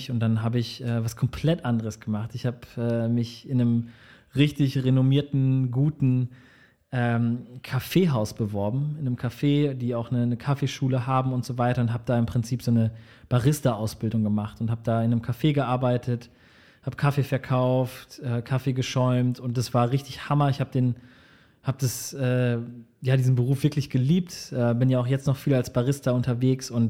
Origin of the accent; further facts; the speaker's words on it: Marburg, Hesse, Germany; born there; Also meine Eltern haben damals in Marburg, in dem schönen Marburg gelebt. Und äh, mein älterer Bruder und ich sind tatsächlich in Marburg geboren.